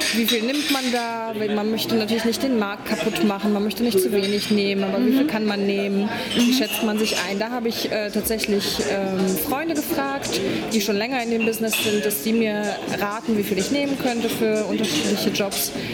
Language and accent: German; Poland; now in Berlin, Germany; Ich bin ursprünglich Polin.